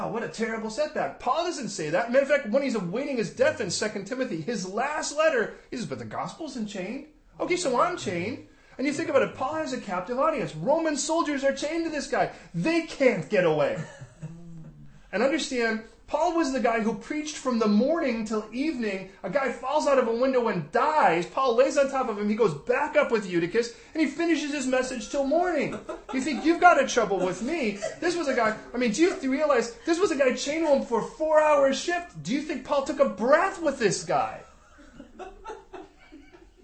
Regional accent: Chicago, Illinois, United States; moved away; where I grew up in Chicago.

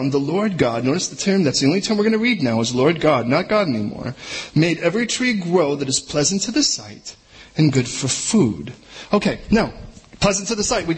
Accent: United States; as an American

